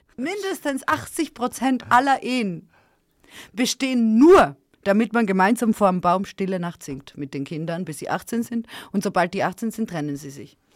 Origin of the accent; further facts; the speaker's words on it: Serbia; moved away; Sag ich, aus Serbien.